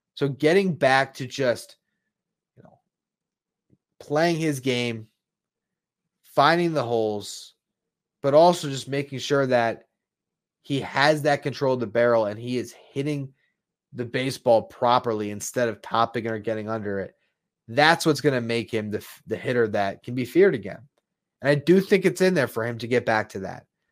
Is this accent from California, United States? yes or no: no; South Florida, United States; growing up in South Florida